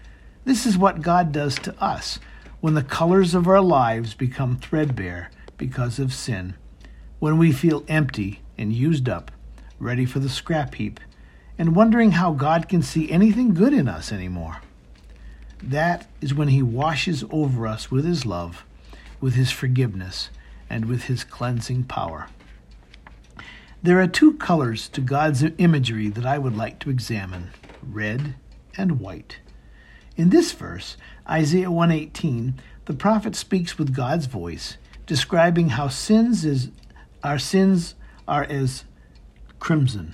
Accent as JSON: {"language": "English", "region": "Maine", "country": "United States", "tie": "born or raised there", "said": "Growing up in Maine gave me a love for the snow"}